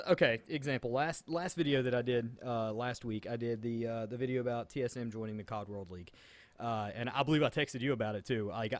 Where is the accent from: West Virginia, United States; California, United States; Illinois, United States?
West Virginia, United States; accent: Southern twang; I'm from West Virginia. We have a kind of Southern twang.